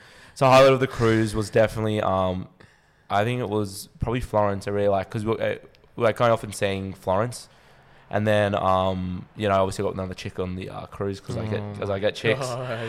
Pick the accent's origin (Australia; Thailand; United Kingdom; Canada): Australia; accent: Australian; my Australian accent